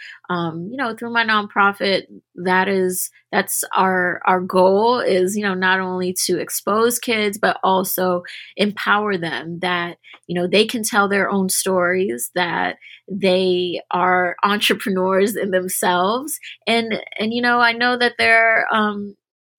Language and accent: English; Washington, District of Columbia, United States; I'm from Washington, D.C. originally